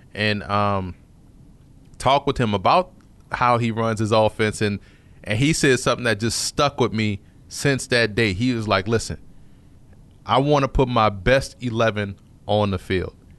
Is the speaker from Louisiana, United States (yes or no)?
yes; New Orleans, Louisiana, United States; I grew up in New Orleans